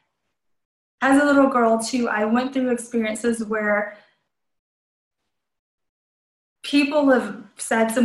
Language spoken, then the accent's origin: English; Colombia; now in United States; I was born in Colombia, South America